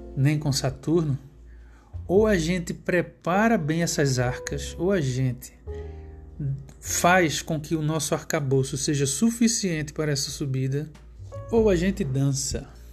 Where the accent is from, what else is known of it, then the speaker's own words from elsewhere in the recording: Pernambuco, Brazil; o estado de Pernambuco, que é onde eu nasci